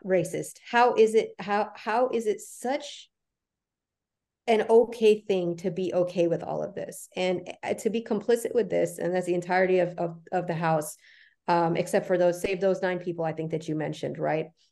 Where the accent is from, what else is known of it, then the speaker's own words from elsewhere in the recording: United States; my family's originally from Pakistan. I was born and raised here.